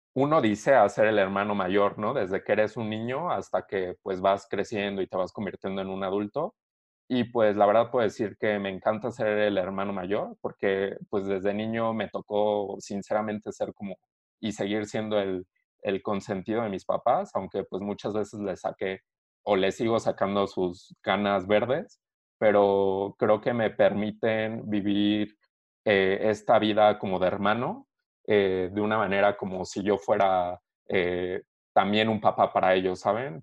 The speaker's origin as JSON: {"language": "Spanish", "region": "Querétaro", "country": "Mexico", "said": "soy orgullosamente mexicano y eh, obviamente soy queretano, vivo en Querétaro"}